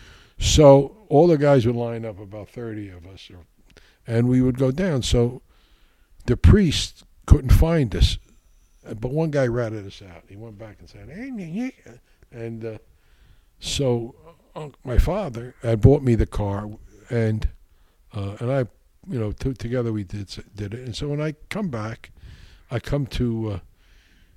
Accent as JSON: {"language": "English", "town": "Newark", "region": "New Jersey", "country": "United States", "tie": "born or raised there", "said": "I grew up in Newark, the north end of Newark."}